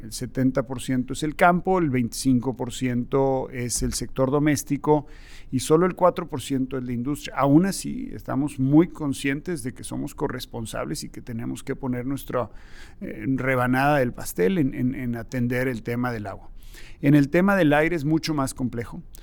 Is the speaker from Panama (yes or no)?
no; Mexico; como México, como mexicanos